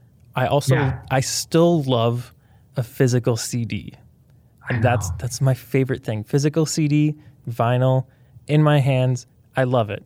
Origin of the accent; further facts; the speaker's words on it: Canada; as Canadian